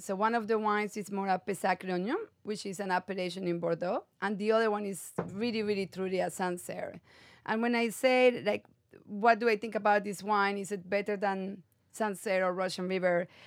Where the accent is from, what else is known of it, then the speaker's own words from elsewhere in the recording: Medellín, Antioquia, Colombia; moved away as an adult; also born or lived in South Africa; now in California, United States; I was born and raised in Medellin, Colombia